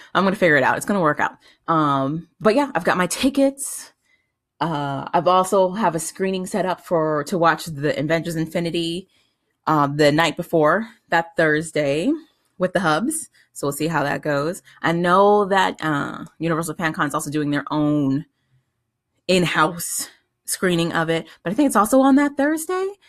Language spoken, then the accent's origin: English; San Diego, California, United States; moved away; I grew up in San Diego, California.